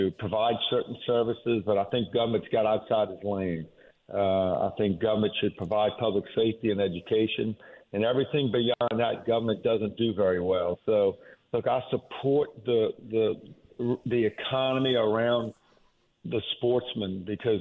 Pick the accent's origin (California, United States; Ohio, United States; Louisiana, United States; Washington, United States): Louisiana, United States; Jefferson Parish; I was born and raised in Jefferson Parish and been here my entire life other than my military time.